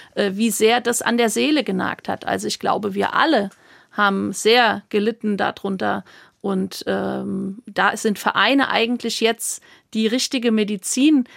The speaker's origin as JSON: {"language": "German", "town": "Hammersbach", "region": "Hesse", "country": "Germany", "tie": "born or raised there", "said": "bei uns im Ort in, in Hammersbach, wo ich aufgewachsen bin, in main kinzig"}